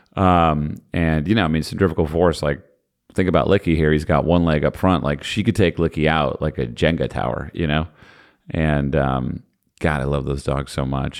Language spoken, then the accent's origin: English; New Jersey, United States; I'm from New Jersey